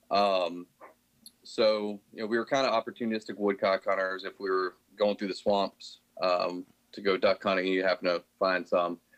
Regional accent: Tidewater region of Virginia, United States; moved away as an adult; now in Bay City, United States; I was from the Tidewater region of Virginia, um, kind of near the Virginia Beach, Williamsburg area.

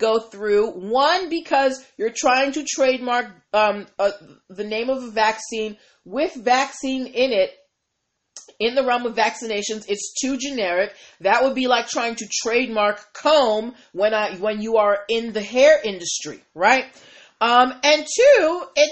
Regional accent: Massachusetts, United States; my home state, Massachusetts

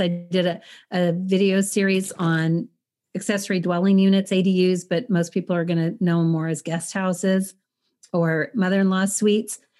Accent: El Paso, Texas, United States; moved away; I'm from El Paso

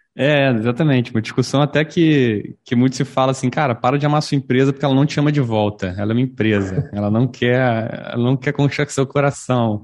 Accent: Rio de Janeiro, Brazil; nós somos do Rio

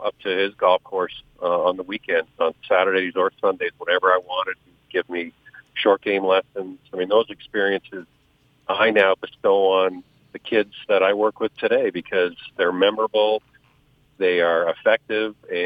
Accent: Hamilton, Ontario, Canada; moved away as an adult; also born or lived in Houston; growing up in the Hamilton area since I was like 11, 12 years old

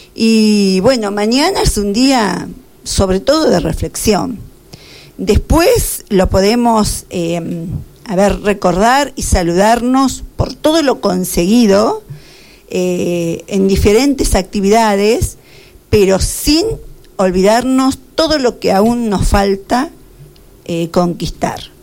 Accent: Carlos Casares, Buenos Aires Province, Argentina; nacida en Carlos Casares, toda la vida estuve en, en Carlos Casares, toda mi vida viví en Carlos Casares, en el barrio Moreno, casa 34

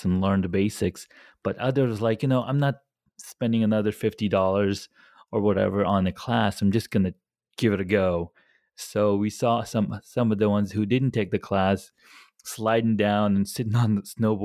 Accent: California, United States; I grew up in California

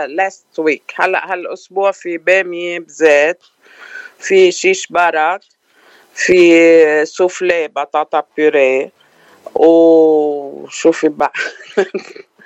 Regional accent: Batroun, North Lebanon, Lebanon; moved away as an adult; now in Los Angeles, United States; انا من الشمال شمال لبنان من الباترون

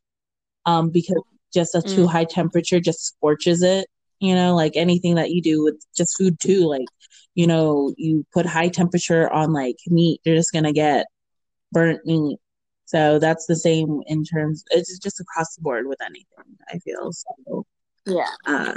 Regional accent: Oxnard, California, United States; also born or lived in Camarillo; from Oxnard slash Camarillo from my hometown

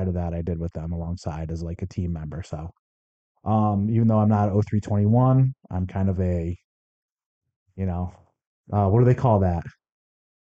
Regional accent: Connecticut, United States; moved away as an adult; now in Arizona, United States; I was 16 and a half when September 11th happened, growing up in Connecticut

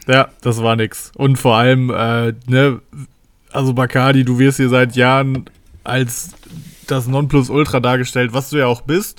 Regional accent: Paderborn, North Rhine-Westphalia, Germany; Bei uns in Paderborn

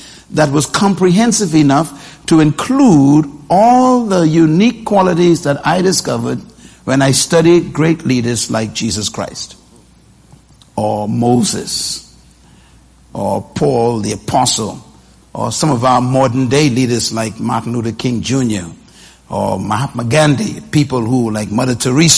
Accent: Nassau, New Providence, Bahamas; I was born in Bain Town in a wooden house in this island.

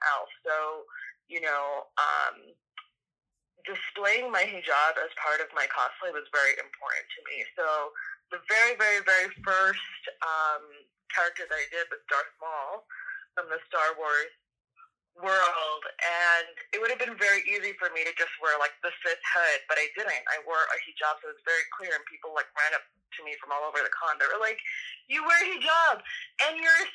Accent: New York, United States; I'm from New York, and I feel like you don't have a personality in New York unless there is some sort of sarcasm

